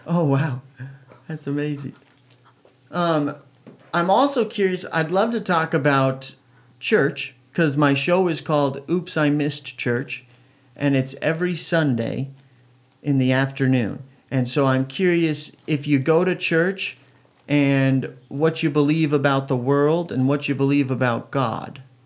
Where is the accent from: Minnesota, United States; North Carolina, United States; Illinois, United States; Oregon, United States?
Oregon, United States; I was born in Oregon